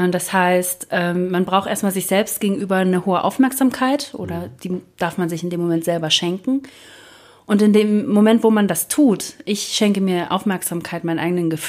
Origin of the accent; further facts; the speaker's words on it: Spreewald, Brandenburg, Germany; now in Ruhr area, Germany; ich komme tatsächlich vom Plattenland. Ich komme aus dem Spreewald, da ist nichts